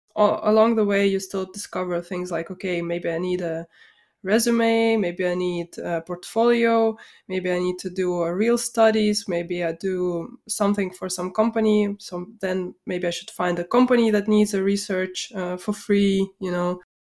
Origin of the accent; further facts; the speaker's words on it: Vilnius, Vilnius County, Lithuania; I grew up, um, I was born in, um, Vilnius, Lithuania.